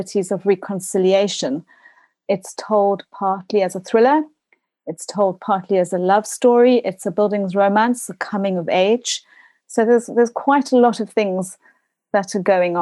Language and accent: English; South Africa; moved away as an adult; now in United Kingdom; a South African, having grown up during those years, having gone to what I now understand is called, and understandably so, an apartheid school